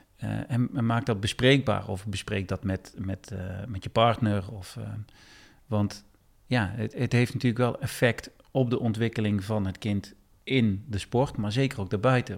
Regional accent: Eindhoven, North Brabant, Netherlands; accent: zachte G (soft G); now in Weesp, Netherlands; ik kom oorspronkelijk uit Eindhoven, dat kan je misschien een beetje horen, mijn zachte G.

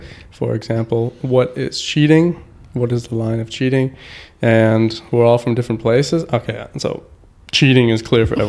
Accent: Canada; now in Germany; I'm from Canada.

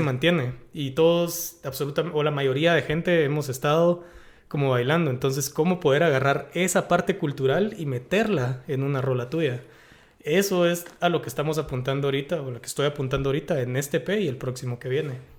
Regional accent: Guatemala; yo buscando mi identidad como guatemalteco

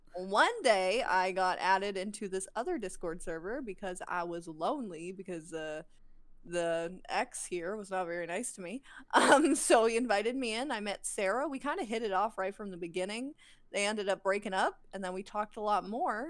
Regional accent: Alberta, Canada; I'm from Alberta

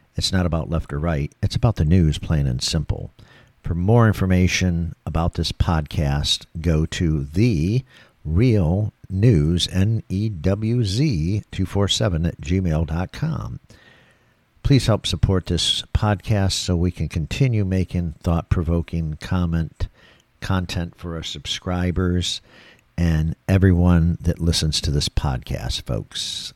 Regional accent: Michigan, United States; moved away as an adult; now in Florida, United States; I came from Michigan, born and raised in Michigan. I've been down here in Florida for twenty years

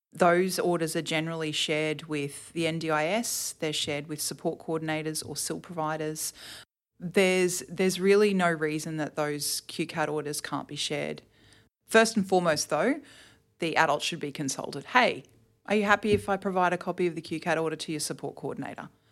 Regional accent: Toowoomba, Queensland, Australia; now in Brisbane, Australia; I grew up in, uh, Toowoomba, actually. Um, I lived there until I was twenty-one

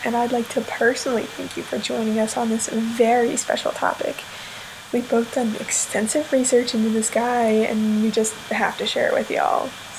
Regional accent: North Carolina, United States; So, we're both from North Carolina

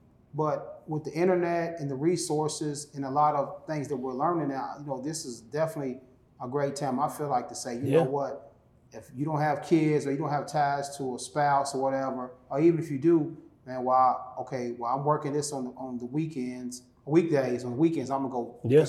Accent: Louisville, Kentucky, United States; also born or lived in Atlanta; to go back to my hometown, which most people feel, I got to get out of Louisville to chase my dream.

